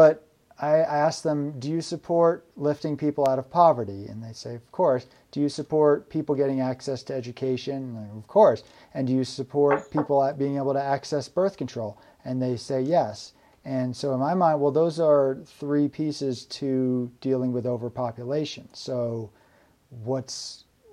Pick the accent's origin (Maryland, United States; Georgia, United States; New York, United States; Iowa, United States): New York, United States; now in Vermont, United States; I'm from New York State originally